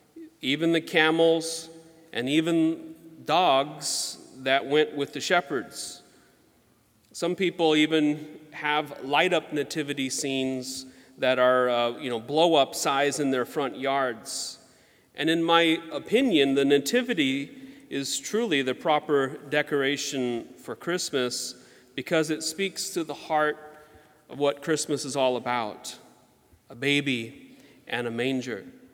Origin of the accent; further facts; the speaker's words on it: Georgia, United States; the Spanish moss that hung from the trees where we grew up in Georgia